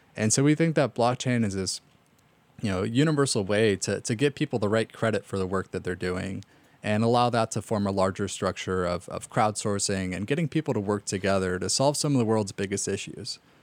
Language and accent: English; Los Angeles, California, United States; I grew up in North Hollywood